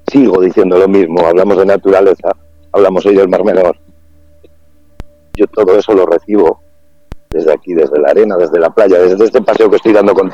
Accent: Valladolid, Castile and León, Spain; Yo que vengo de esa ciudad de Valladolid con tres grados bajo cero, que el vecino no le da los buenos días en el ascensor porque no puedes, estás helado, estás congelado, dices, cuando llegas aquí es tierra mágica.

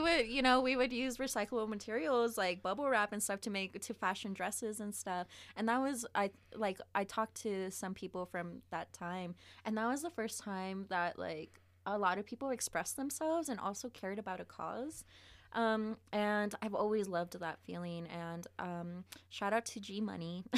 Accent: Las Vegas, Nevada, United States; moved away; also born or lived in Reno, Nevada; I was born in Reno, but I grew up on the east side of Vegas

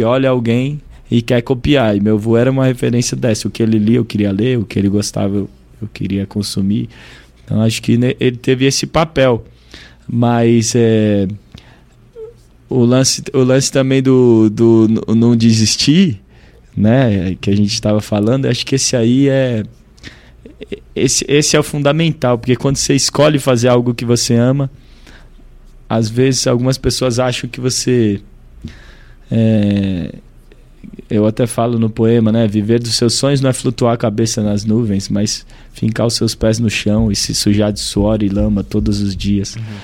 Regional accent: Brasília, Federal District, Brazil; also born or lived in United States; … de Brasília

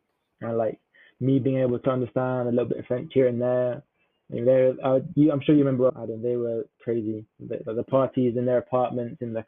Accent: England, United Kingdom; from England

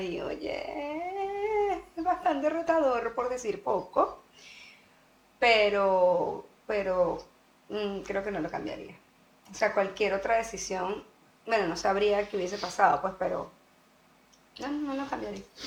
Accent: Venezuela; also born or lived in Costa Rica; now in Sweden; nosotros somos venezolanos

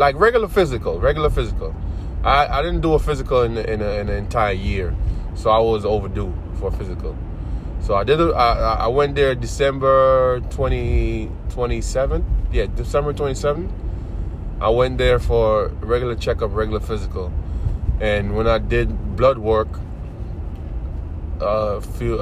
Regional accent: Jamaica; now in United States; I'm from Jamaica, born and raised.

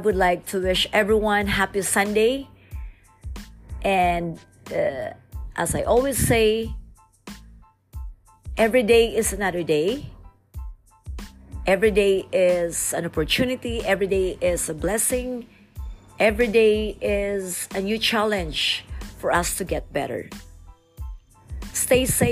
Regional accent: Philippines; different barangays in my hometown

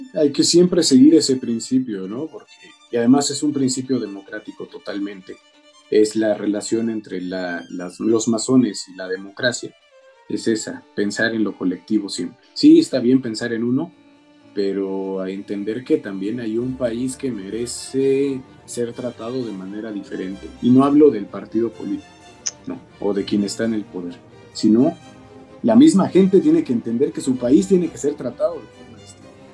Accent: Mexico; nuestras obligaciones como mexicanos

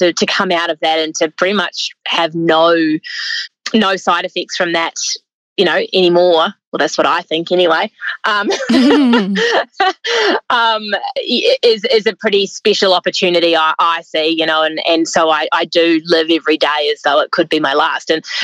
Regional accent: New Zealand; moved away as an adult; also born or lived in South Island, New Zealand; now in Australia; by my accent, you can tell that I grew up in New Zealand.

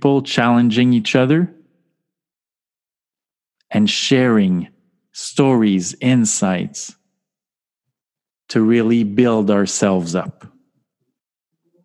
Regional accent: Canada; accent: French-Canadian; now in Montreal, Canada; as you can hear from my charming accent and my name, I am a French-Canadian soul

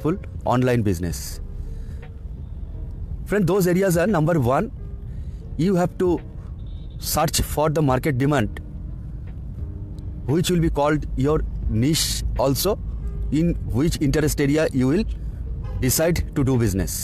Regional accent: India; from India

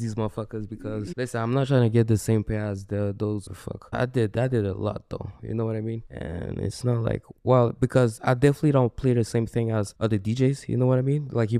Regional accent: Burundi; I'm African from Burundi

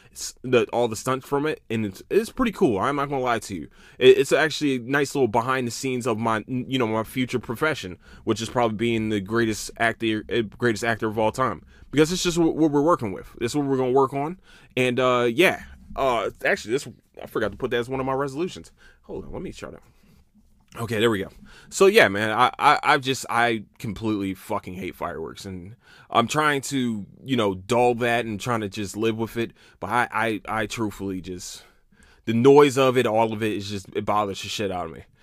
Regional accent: Philadelphia, Pennsylvania, United States; also born or lived in Camden, New Jersey; now in Texas, United States; I'm from Philadelphia

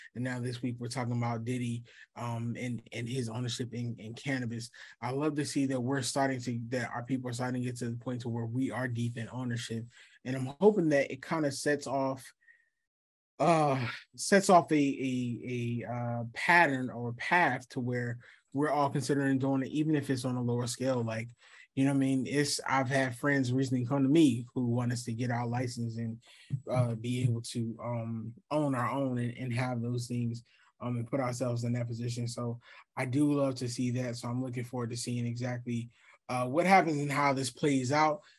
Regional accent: Atlanta, Georgia, United States; also born or lived in Philadelphia, Pennsylvania; I've been in Atlanta since I was, what, twelve, eleven

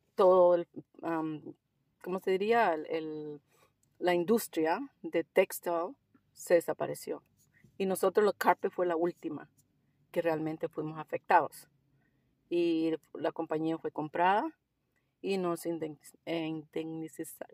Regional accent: El Salvador; also born or lived in Costa Rica; now in Melbourne, Australia; Yo soy del Salvador

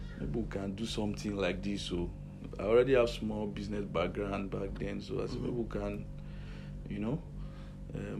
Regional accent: Port Harcourt, Rivers State, Nigeria; also born or lived in Edo State; now in Benin City, Nigeria; I grew up in Port Harcourt. Yes, River State.

